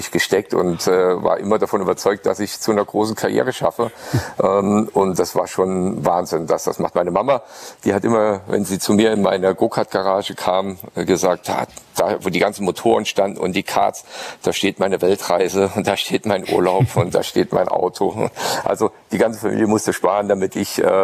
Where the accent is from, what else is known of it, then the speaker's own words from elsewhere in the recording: Saarland, Germany; ich als Saarländer äh, mit meinem Dialekt äh, war nicht so äh, redegewandt